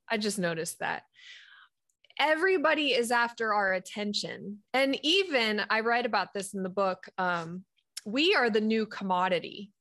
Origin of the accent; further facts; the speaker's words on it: Sharon, Pennsylvania, United States; now in Fort Mill, South Carolina, United States; my home hometown is Sharon, Pennsylvania